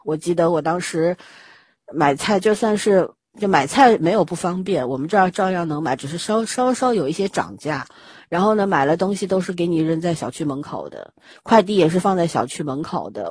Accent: Shanghai, China; 作为上海人本人，这两年也没怎么离开过上海，我真没被感染

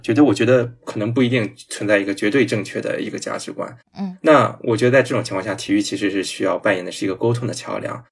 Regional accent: China; 我觉得，作为一个嗯。中国人

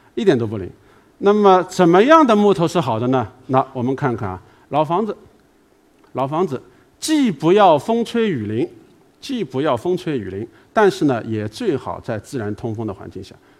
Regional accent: China; 美国人跟我们中国人商量，

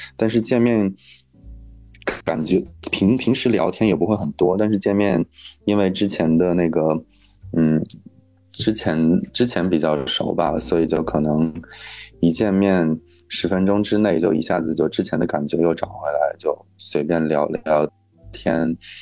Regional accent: Inner Mongolia, China; moved away; 还有我的老家内蒙古

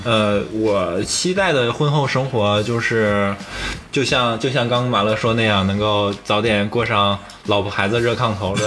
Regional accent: Northeast China, China; 我是北方人，东北人

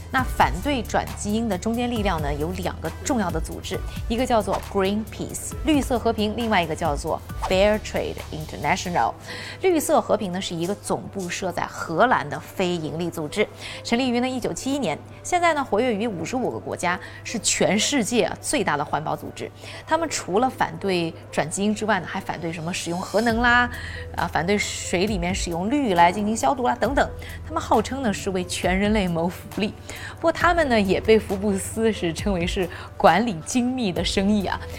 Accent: China; 我们中国人非常自豪的杂交水稻

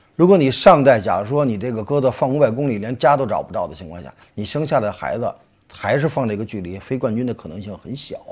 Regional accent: Beijing, China; 因为我北京人嘛 然后也住在胡同里头，市里的嘛。小的时候父亲就养鸽子

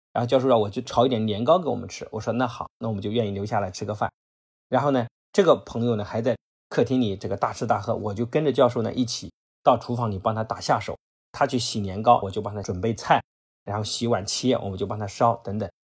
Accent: Anhui, China; 我来自于安徽

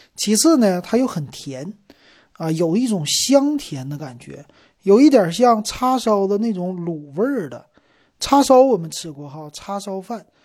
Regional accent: Shenyang, Liaoning, China; moved away; 所以呢，你看咱们沈阳人哈，可以说是一个吃鸡之城

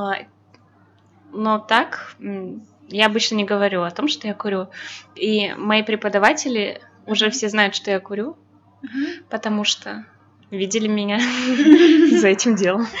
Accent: Belarus; я белоруска

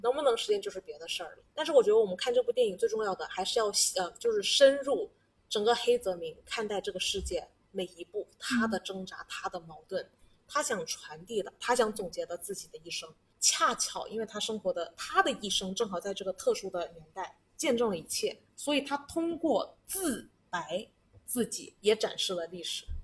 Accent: China; 我们中国人

